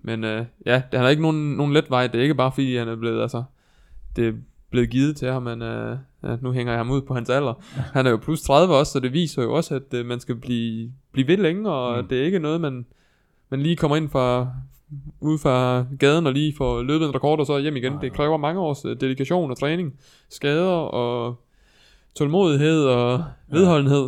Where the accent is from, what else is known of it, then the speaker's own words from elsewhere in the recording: Viborg, Central Denmark Region, Denmark; der, hvor jeg er fra i Viborg